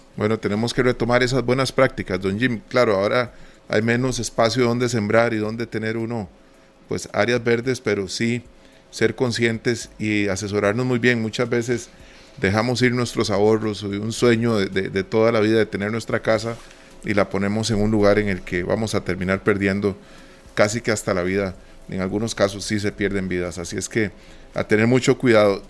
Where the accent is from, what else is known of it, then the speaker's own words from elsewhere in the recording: Costa Rica; nosotros como costarricenses